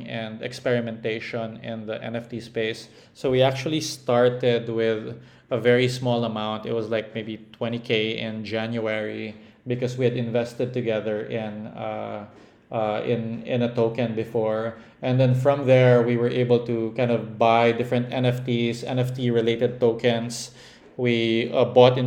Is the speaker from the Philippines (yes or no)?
yes; Philippines; I'm Filipino